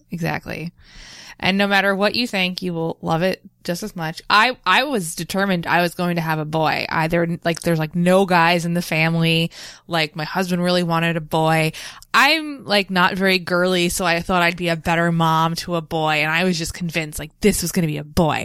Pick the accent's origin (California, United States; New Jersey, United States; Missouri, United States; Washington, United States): New Jersey, United States; Nutley; also born or lived in Bloomfield, New Jersey; I'm from Nutley, but I live in Bloomfield now